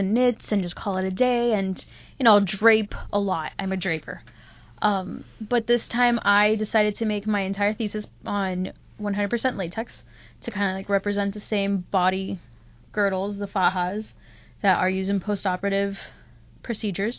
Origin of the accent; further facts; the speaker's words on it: Miami, Florida, United States; moved away; I grew up in Miami